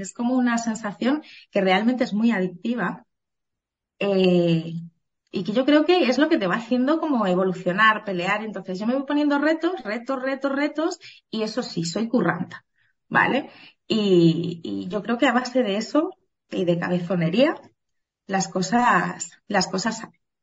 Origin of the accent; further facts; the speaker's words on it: Asturias, Spain; moved away as an adult; also born or lived in Benidorm; Yo de origen soy asturiana